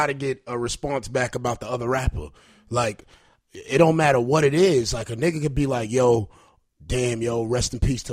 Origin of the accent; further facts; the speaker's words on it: East Coast, United States; I'm from the East Coast